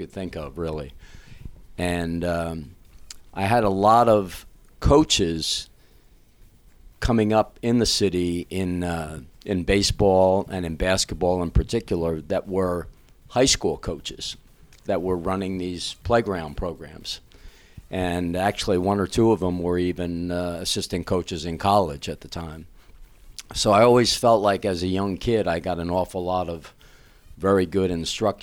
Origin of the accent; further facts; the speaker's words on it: East Orange, New Jersey, United States; Clifford Scott High School in East Orange, a town we grew up